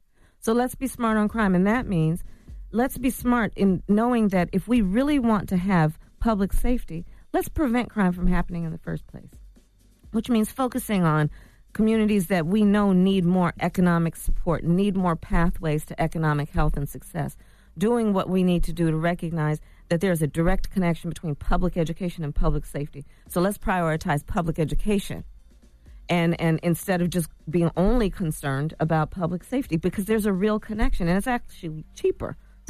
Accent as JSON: {"language": "English", "town": "Oakland", "region": "California", "country": "United States", "tie": "born there", "said": "I was born in Oakland."}